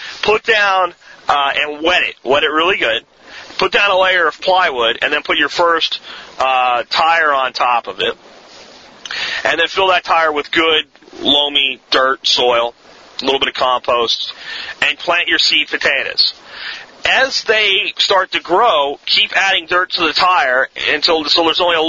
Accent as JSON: {"language": "English", "town": "Jacksonville", "region": "Florida", "country": "United States", "tie": "born or raised there", "said": "My dad owned a tire shop when I was growing up in Jacksonville, Florida"}